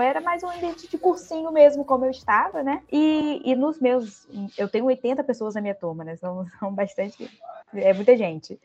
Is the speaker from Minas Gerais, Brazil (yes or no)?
no; Campos dos Goytacazes, Rio de Janeiro, Brazil; accent: carioca; moved away as an adult; now in Vitória, Brazil; não sou capixaba, né? Estou aqui em Vitória, mas sou do interior do Rio, de Campos do Goitacazes, mas vim para cá para estudar